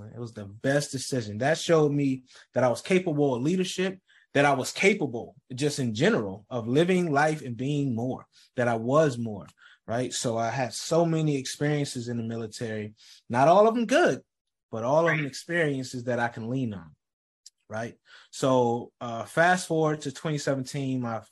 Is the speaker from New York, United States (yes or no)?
yes; Rochester, New York, United States; I grew up in Rochester, New York